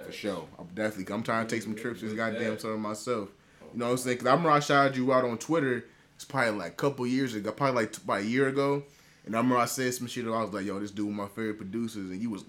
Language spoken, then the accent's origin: English; Minneapolis, Minnesota, United States; I'm a Minnesota, bro. Minneapolis, Minnesota, bro.